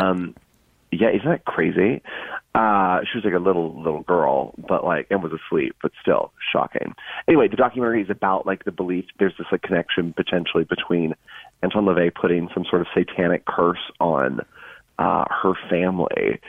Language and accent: English; Georgia, United States; moved away; also born or lived in North Carolina; I'm from Georgia